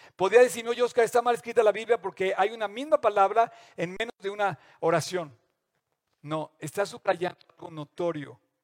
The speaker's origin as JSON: {"language": "Spanish", "country": "Mexico", "said": "todos como mexicanos"}